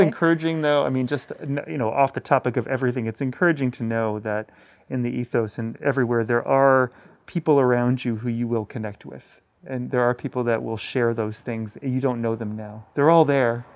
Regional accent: Hudson Valley, New York, United States; growing up around Pete Seeger in the Hudson Valley

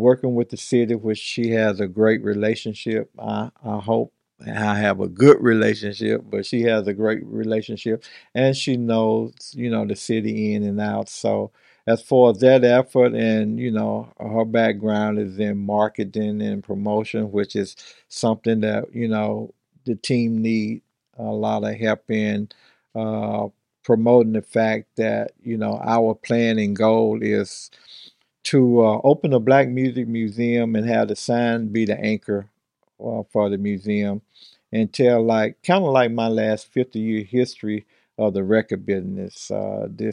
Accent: Mississippi, United States; now in Long Beach, United States; being born and raised in Mississippi and growing up in that type of environment and coming out here

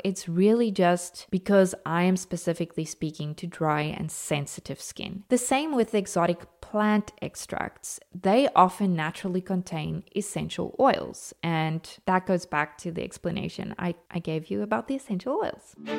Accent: South Africa; I am natively South African

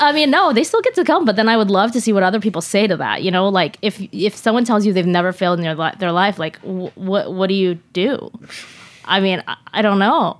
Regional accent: Seattle, Washington, United States; also born or lived in Shanghai; originally from Shanghai, but grew up in Seattle

